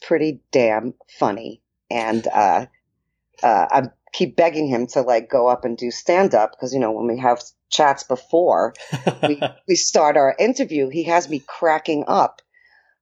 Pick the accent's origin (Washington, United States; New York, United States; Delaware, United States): New York, United States; accent: New York; moved away; my New York accent.